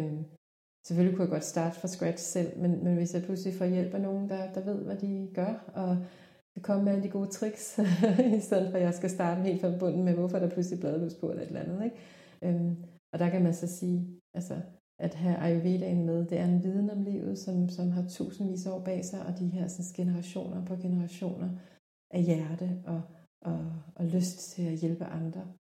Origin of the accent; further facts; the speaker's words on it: South Korea; now in Denmark; i Korea, hvor jeg er fra oprindeligt